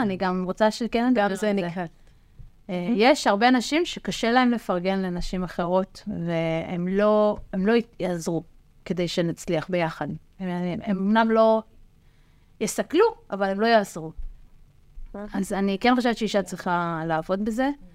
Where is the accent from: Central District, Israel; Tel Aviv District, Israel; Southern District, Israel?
Central District, Israel; Rishon LeZion; אני גדלתי וחונכתי בראשון לציון, גם היום אני גרה שם